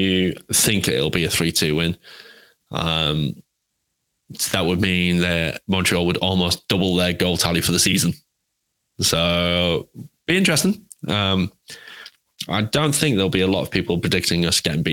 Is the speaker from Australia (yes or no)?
no; England, United Kingdom; I'm English